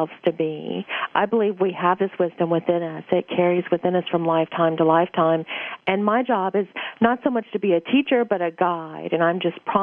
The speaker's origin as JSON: {"language": "English", "region": "Louisiana", "country": "United States", "tie": "born or raised there", "said": "I was born in Louisiana"}